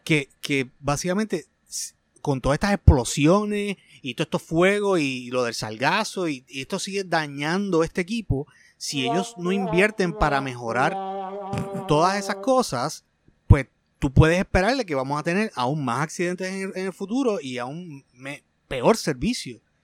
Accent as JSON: {"language": "Spanish", "country": "Puerto Rico"}